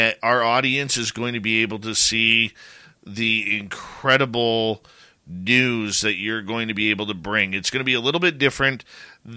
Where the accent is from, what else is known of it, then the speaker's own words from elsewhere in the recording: Abbotsford, British Columbia, Canada; my hometown of Abbotsford, British Columbia